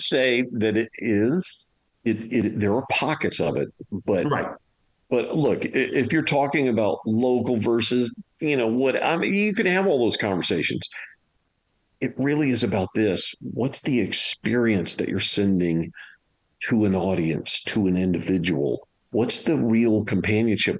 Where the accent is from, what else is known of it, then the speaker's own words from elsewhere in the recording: Louisiana, United States; I'm from Louisiana